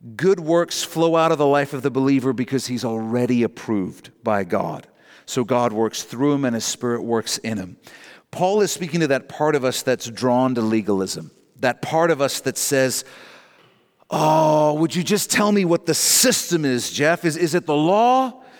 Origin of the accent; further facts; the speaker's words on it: Canada; Our national borders are what define us as Canadian